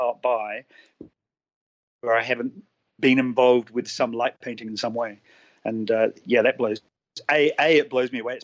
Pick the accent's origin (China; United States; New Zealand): New Zealand; Auckland; moved away as an adult; now in Adelaide, Australia; I'm originally from New Zealand, so I grew up in Auckland. I moved to Australia 10 years ago